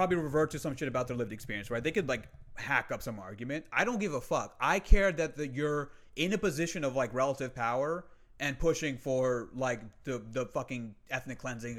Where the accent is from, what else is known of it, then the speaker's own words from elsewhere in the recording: United States; I'm Muslim, mm-hmm. I'm American born Muslim. Like my parents are Pakistani immigrants, but I was born here